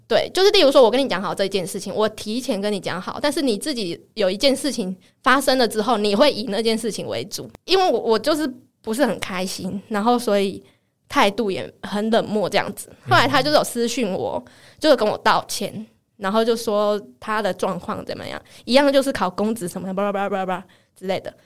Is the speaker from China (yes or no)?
no; Taiwan; accent: Taiwanese-accented Mandarin (臭林呆); 或者像我讲话比较没有那么字正腔圆， 就比较没有像这样子，然后比较没有大陆腔